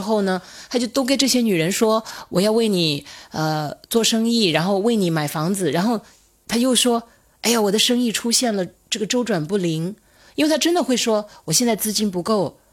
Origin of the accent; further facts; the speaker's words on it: Hunan, China; moved away as an adult; 我们湖南话